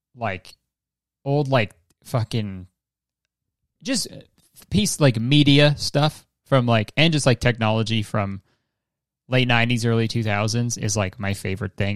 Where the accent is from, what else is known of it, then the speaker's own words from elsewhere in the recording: Hamilton, Ontario, Canada; my hometown of Hamilton, Ontario